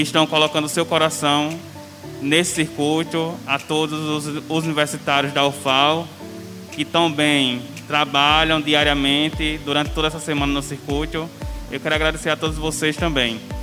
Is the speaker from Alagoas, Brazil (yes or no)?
yes; Penedo, Alagoas, Brazil; Nasci em Penedo